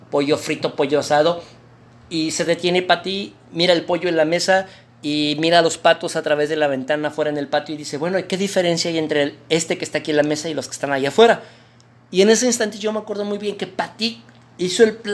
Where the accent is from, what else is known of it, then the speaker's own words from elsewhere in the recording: Mexico City, Mexico; now in Monterrey, Mexico; fíjate que yo soy oriundo de la Ciudad de México.